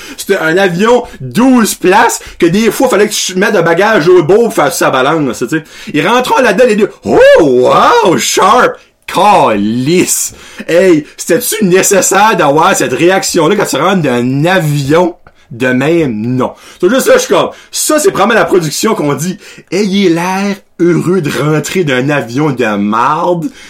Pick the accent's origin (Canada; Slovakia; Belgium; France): Canada; je viens de l'Acadie